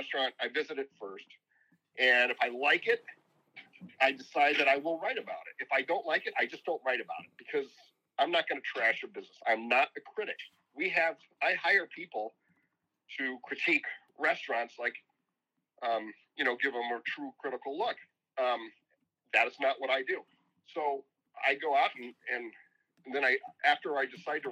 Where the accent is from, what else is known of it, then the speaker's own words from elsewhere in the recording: Indiana, United States; moved away; I'm from Indiana. I've always loved Indiana basketball. I grew up watching it.